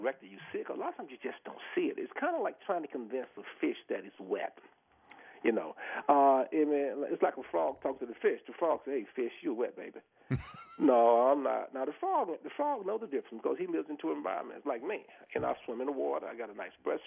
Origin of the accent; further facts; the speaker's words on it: the South, United States; moved away; I grew up in the South, you know, and I grew up in racism. I went through the whole integration process, you know. I was the first black football player in Florida State